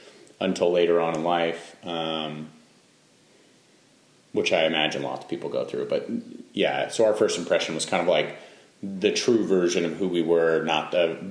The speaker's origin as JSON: {"language": "English", "region": "Central Oregon", "country": "United States", "tie": "born or raised there", "said": "So we grew up in Central Oregon. I guess I was brought into this world when we lived in Central Oregon."}